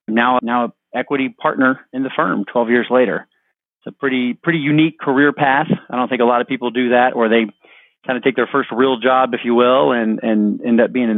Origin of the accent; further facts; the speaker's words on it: Houston, Texas, United States; I'm from Houston, grew up in town, kind of lived all over